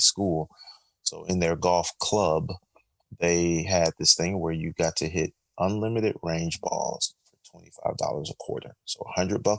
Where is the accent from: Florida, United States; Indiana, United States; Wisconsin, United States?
Florida, United States; Orlando; also born or lived in Tallahassee; I'm from Orlando